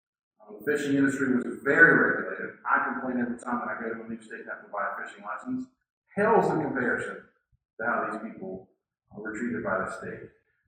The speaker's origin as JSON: {"language": "English", "region": "West Virginia", "country": "United States", "said": "Maybe you have heard the pejorative term that we are referred to by our stately neighbors. We're the hillbillies from West Virginia."}